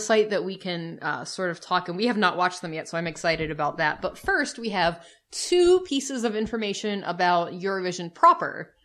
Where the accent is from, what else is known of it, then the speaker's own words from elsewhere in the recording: United States; We're the American couple